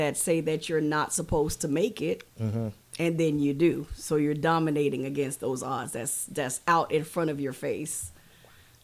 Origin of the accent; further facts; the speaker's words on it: Kingston, Jamaica; moved away; I was born in Jamaica, raised in Jamaica, was there for, I say, a short period of time. I lived in a very poor Kingston, Trenchtown.